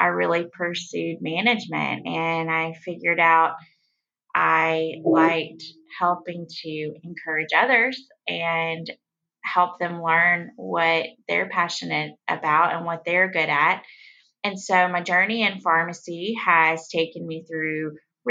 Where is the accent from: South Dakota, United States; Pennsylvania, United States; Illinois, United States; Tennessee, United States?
Tennessee, United States; West; I grew up in West Tennessee, so small town girl